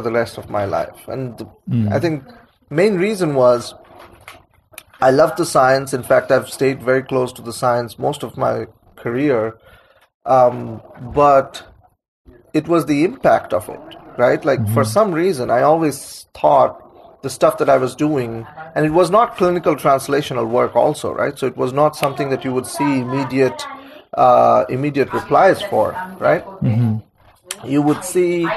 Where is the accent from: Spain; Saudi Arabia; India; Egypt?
India; Kolkata, West Bengal; moved away as an adult; now in United States; growing up in Calcutta, India